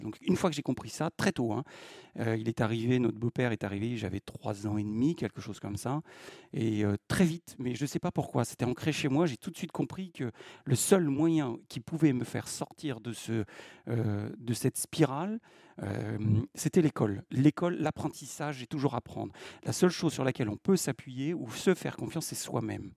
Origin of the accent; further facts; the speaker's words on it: Dreux, Centre-Val de Loire, France; now in Eure, France; je suis né à Dreux et j'ai euh, fait mon école maternelle à saint lubin des longerets Donc, je suis un …